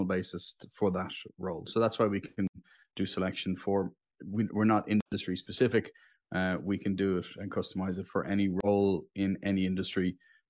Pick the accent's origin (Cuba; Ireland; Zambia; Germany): Ireland; Dublin, Leinster; from Dublin in Ireland, which is also known as the center of the known universe